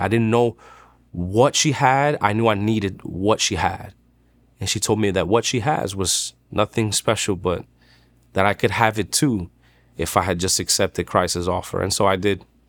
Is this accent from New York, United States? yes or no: yes; New York City, New York, United States; I'm from Dykeman. It's Manhattan, New York.